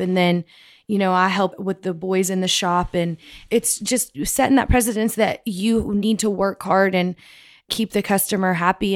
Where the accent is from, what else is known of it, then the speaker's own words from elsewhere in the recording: Andrews, Texas, United States; I was born in Andrews, and we, that's where my dad started his first store